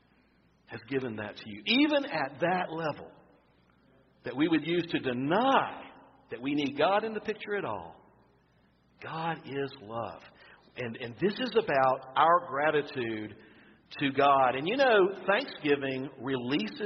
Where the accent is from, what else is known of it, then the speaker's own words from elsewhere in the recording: Florida, United States; I'm from Florida. We used to eat oyster dressing